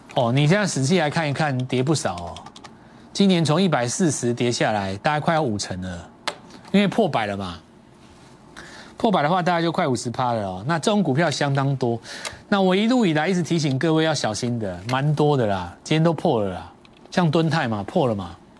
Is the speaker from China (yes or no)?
no; Taiwan; 我们在台湾长大